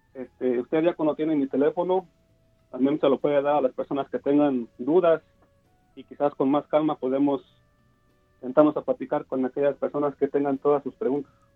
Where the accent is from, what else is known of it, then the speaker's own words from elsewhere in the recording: Mexico; yo soy de México